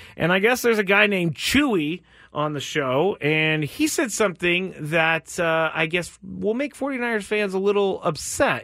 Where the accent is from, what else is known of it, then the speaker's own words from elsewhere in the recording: Bay Area, California, United States; now in San Diego, United States; growing up in the Bay Area, my family who still lives up there, they are massive A's fans